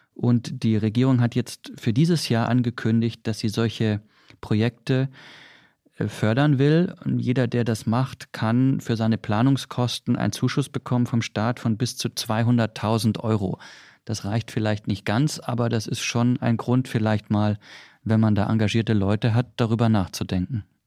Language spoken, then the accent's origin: German; Swabia, Baden-Württemberg, Germany; ich als Schwabe